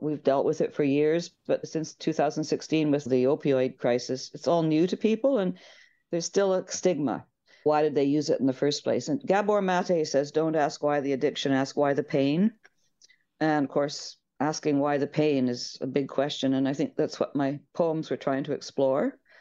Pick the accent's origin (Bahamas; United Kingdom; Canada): Canada; Victoria, British Columbia; moved away as an adult; also born or lived in Ireland; now in Haida Gwaii, Canada; I grew up on Vancouver Island